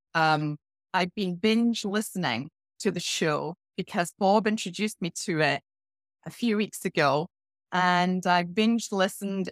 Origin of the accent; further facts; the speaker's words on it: Scotland, United Kingdom; moved away; I started off my career in a small village in Scotland